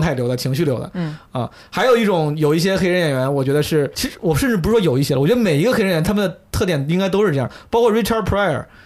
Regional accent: China; 我作为中国人就不 不是很能共情了

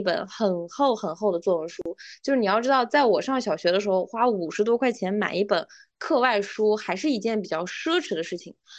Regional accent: a small remote county town in Xinjiang, China; first language Uyghur; Chinese is a second language; 我是九一年的嘛，所以，然后呢，我又是来自一个新疆一个比较偏远的小县城吧，所以其实小的时候我们县城只有一个新华书店

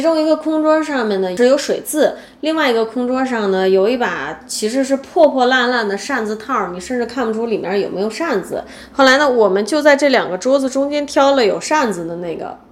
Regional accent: China; also born or lived in United States; now in Japan; 我们两个是中国人

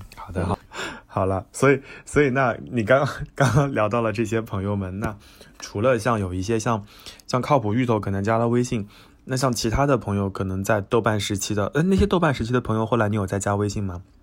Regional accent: China; 只有我一个中国人

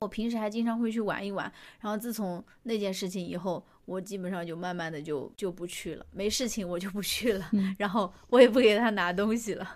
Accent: Chengdu, Sichuan, China; moved away; 我当时在成都工作嘛

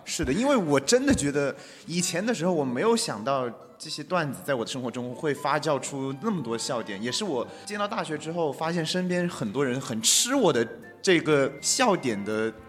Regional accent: Guizhou, China; accent: Guizhou dialect; 我们家乡话那边他念不标准，很多人他的鼻音和边音他是分不清楚的，所以用贵州话

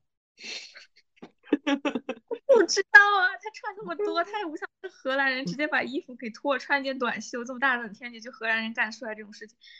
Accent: Nanjing, Jiangsu, China; moved away as an adult; now in Netherlands; 我是江苏南京

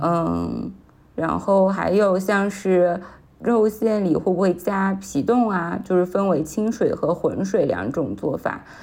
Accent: Shanghai, China; also born or lived in Anhui / Hangzhou; 我从小是在上海长大的，但是因为我，呃，家里的关系，还有爸爸现在的工作调动，所以我是在，呃，上海和安徽两个地方就是居住。然后我自己的话，一八一九年我是有在杭州，呃，工作和居住过大半年的时间

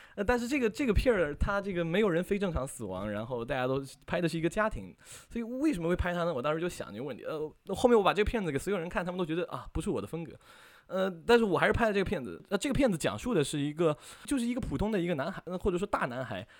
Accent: Fuzhou, Fujian, China; 然后是福建福州人

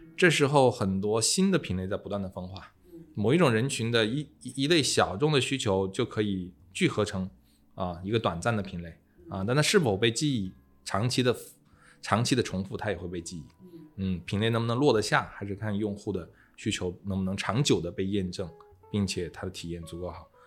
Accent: China; 我们中国人

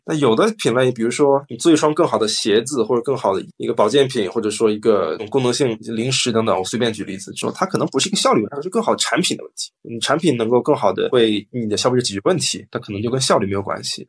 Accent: China; 我们出生在中国，长大在中国

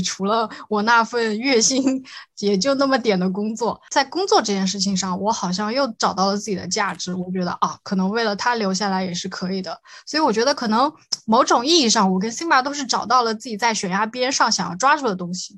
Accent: Shanghai, China; also born or lived in Nanjing; 我小时候就是在这里长大的，对。然后因为一些户籍的限制啊，考试政策的限制等等，我就回去高了，高考了一下，然后又去南京上学

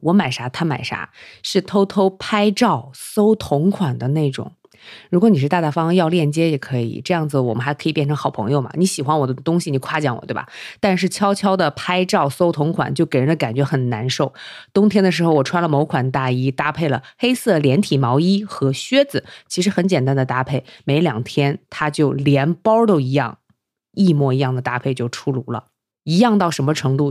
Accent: northern China, China; 这在我们北方也不常见

